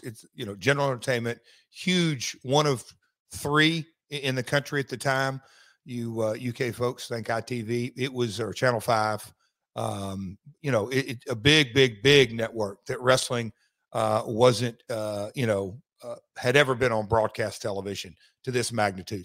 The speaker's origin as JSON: {"language": "English", "town": "Nashville", "region": "Tennessee", "country": "United States", "said": "I'm from Nashville"}